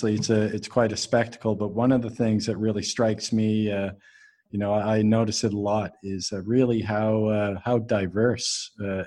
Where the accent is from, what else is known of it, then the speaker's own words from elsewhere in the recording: Halifax, Nova Scotia, Canada; I'm from Halifax, Nova Scotia, Halifax